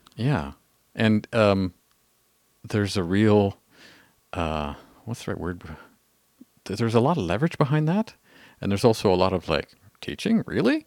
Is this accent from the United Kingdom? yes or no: no; Canada; we're Canadian